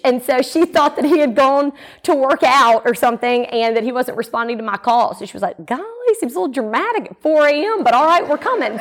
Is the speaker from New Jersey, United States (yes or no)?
no; Jackson, Mississippi, United States; also born or lived in Atlanta; I was born and raised here in the Jackson area